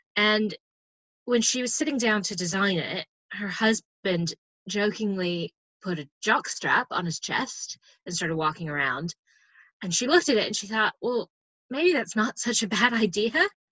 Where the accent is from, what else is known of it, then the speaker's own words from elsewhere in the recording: United States; as an American